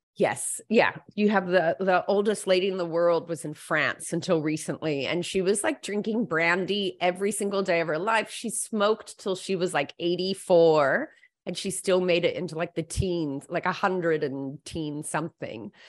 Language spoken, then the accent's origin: English; United States; now in Australia; I'm American-born, um, but I've lived all my adult life in Australia.